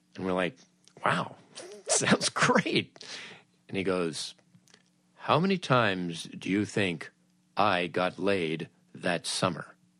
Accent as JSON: {"language": "English", "town": "Los Angeles", "region": "California", "country": "United States", "tie": "born or raised there", "said": "I grew up in Los Angeles"}